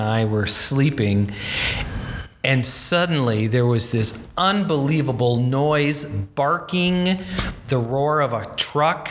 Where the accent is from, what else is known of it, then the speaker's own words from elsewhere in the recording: Bismarck, North Dakota, United States; moved away; my hometown, Bismarck, North Dakota